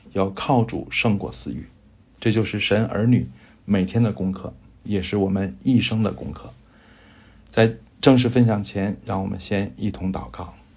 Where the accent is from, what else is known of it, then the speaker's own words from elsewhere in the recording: China; 我们中国人